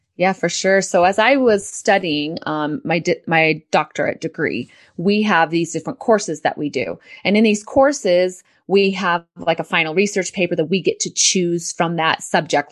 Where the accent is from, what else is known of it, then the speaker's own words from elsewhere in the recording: San Diego, California, United States; I am from San Diego, California. I was um, raised with a mom who was very into natural health